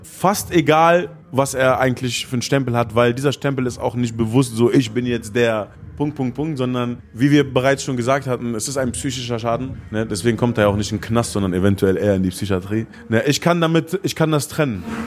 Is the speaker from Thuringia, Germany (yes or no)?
no; Gifhorn, Lower Saxony, Germany; in Gifhorn, wo ich groß geworden bin